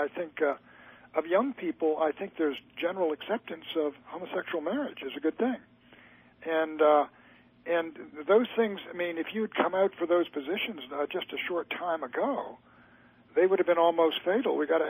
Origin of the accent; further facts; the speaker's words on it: United States; first language English; But I'm an American. I don't speak Gaelic.